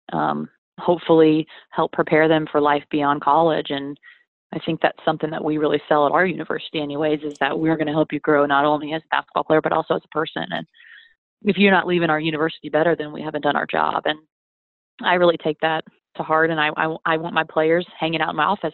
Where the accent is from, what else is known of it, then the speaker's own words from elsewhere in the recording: Atlanta, Georgia, United States; also born or lived in Wyoming / Nashville, Tennessee; I grew up in Atlanta